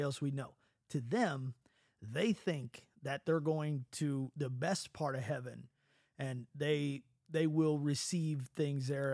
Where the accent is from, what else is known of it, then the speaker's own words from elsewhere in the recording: United States; As an American